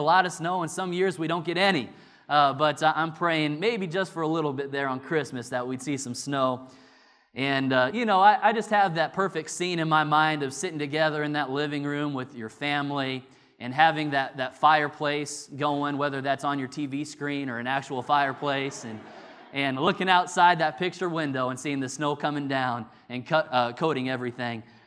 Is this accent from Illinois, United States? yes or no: yes; Illinois, United States; now in North Carolina, United States; growing up in Illinois